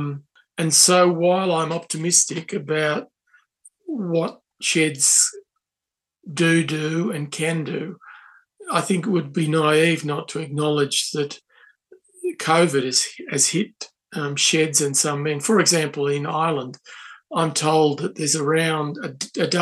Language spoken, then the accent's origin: English; Australia; We are Australian, but we're also part of a joined up community